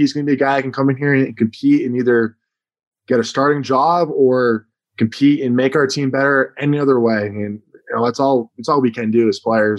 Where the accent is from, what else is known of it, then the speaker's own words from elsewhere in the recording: New England, United States; Especially growing up in New England, like Tom Brady, my whole life, like growing up